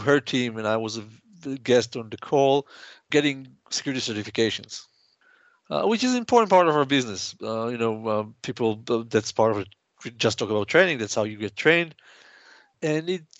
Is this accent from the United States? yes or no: no; Israel; I'm from Israel.